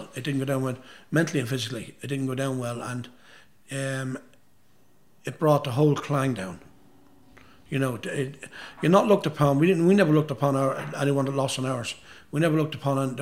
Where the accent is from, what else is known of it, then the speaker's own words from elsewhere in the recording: Dundalk, County Louth, Ireland; at a wedding in Dundalk, my hometown.